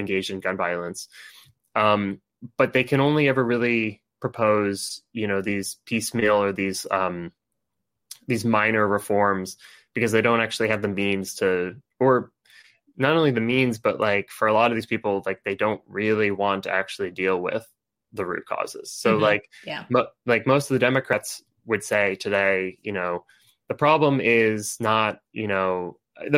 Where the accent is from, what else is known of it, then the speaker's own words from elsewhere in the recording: Connecticut, United States; moved away; I'm from Connecticut. I don't live in Connecticut right now